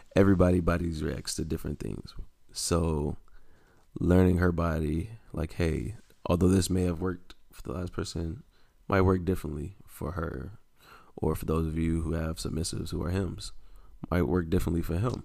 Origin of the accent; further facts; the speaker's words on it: the South, United States; I grew up in the South